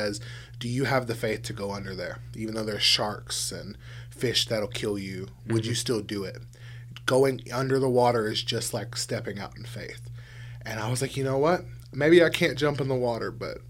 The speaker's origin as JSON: {"language": "English", "region": "South Louisiana", "country": "United States", "moved": "yes", "said": "I'm from South Louisiana originally, and so pretty much everybody down there is Catholic"}